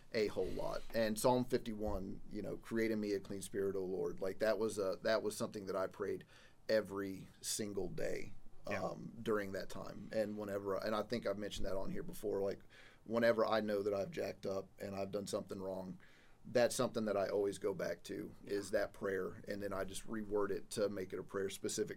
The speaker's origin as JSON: {"language": "English", "region": "Missouri", "country": "United States", "tie": "born or raised there", "moved": "yes", "said": "my home state of Missouri"}